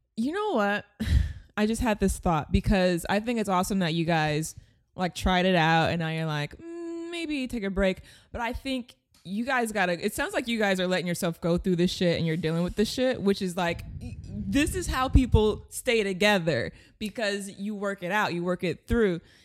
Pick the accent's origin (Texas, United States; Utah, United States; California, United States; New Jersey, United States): California, United States; Long Beach; I grew up in Long Beach